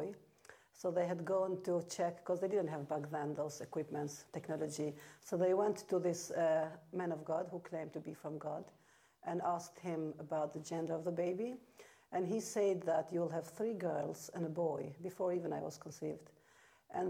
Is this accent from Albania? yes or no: yes; Albania; English is a second language; moved away as an adult; I come from Albania.